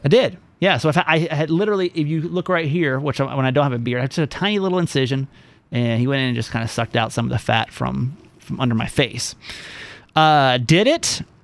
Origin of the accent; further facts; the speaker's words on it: the South, United States; Growing up in the South, being gay in the South